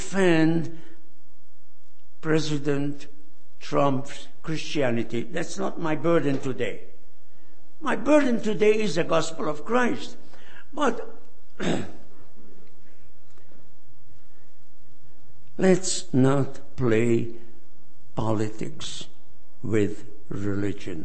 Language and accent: English; Hungary; now in United States; I left my home country, Hungary, over 60 years ago. I am a refugee.